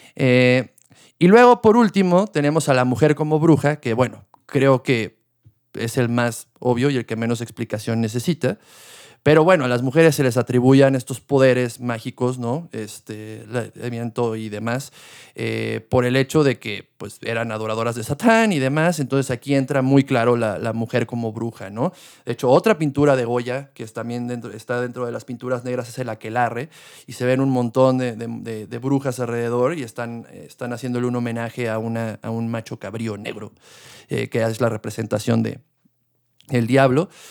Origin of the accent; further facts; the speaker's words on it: Mexico; also born or lived in Querétaro; algo que tenemos mucho también como mexicanos